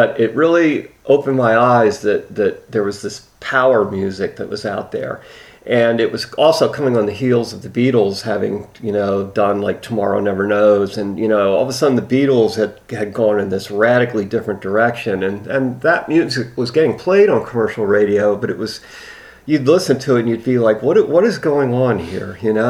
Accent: Philadelphia, Pennsylvania, United States; also born or lived in White Plains / Chicago / Memphis; I was born in White Plains, New York in November of 1955. Soon after that, we moved to the Chicago area, and from Chicago to Memphis, Tennessee, and from Memphis, Tennessee up to Philadelphia area

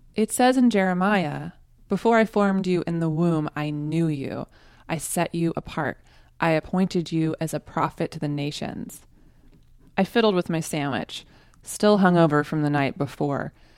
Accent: Tulsa, Oklahoma, United States; moved away as an adult; also born or lived in Austin, Texas; moved back to Tulsa, Oklahoma, my hometown

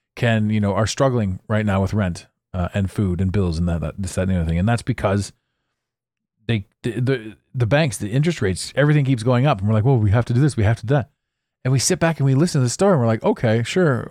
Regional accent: Ottawa, Ontario, Canada; moved away; I grew up in Ottawa

